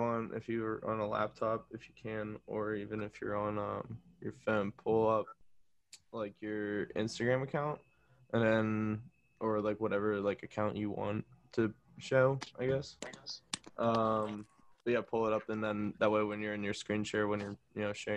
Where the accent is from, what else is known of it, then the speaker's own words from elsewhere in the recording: Plum, Pennsylvania, United States; I'm from Plum, but I went to Pitt Central